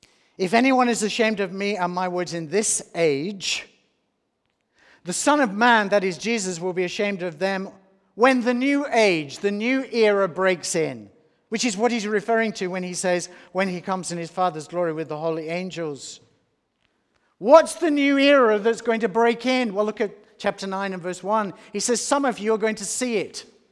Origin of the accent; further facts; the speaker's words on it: Australia; also born or lived in England; If anyone is ashamed of me, I'm an Australian, but I'm also English, and I was around in England for a long time